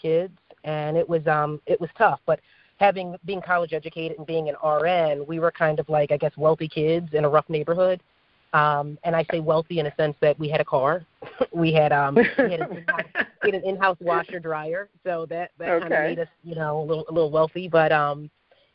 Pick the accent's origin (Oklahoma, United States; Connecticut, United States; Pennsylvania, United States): Pennsylvania, United States; Philadelphia; moved away as an adult; also born or lived in Virginia Beach / Bucks County; I grew up in South Philly